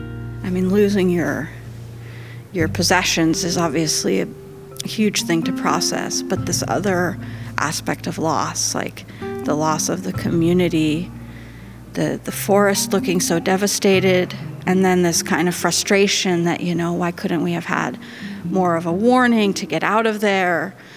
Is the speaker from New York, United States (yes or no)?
no; Last Chance, California, United States; born there; I was born in Last Chance.